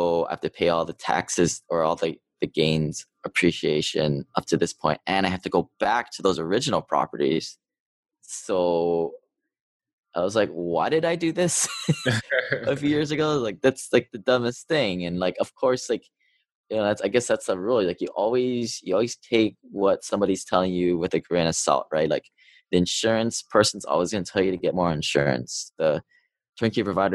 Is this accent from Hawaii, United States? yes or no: yes; Hawaii, United States; moved away as an adult; also born or lived in Seattle; I grew up in Hawaii. I went to Seattle to go to school at University of Washington